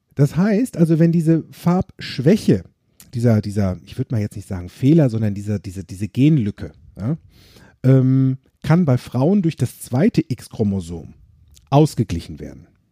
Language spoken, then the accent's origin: German; Germany; bei uns in Deutschland